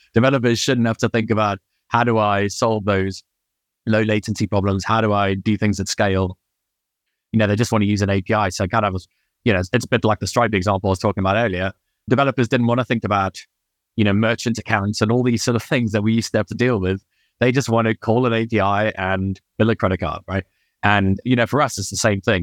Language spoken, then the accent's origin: English; Durban, KwaZulu-Natal, South Africa; moved away as an adult; also born or lived in United Kingdom; now in Chamonix, France; I grew up in Durban